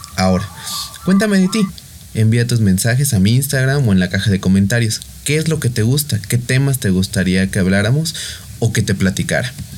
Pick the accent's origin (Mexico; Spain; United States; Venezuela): Mexico; soy de México